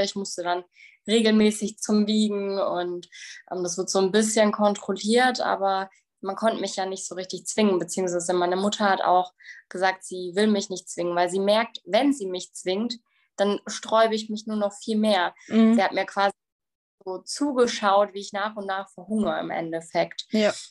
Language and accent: German; Bavaria, Germany; ich komme aus Bayern.